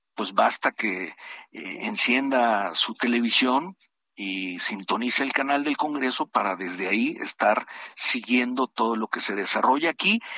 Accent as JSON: {"language": "Spanish", "region": "Tabasco", "country": "Mexico", "said": "mi estado, yo soy tabasqueño"}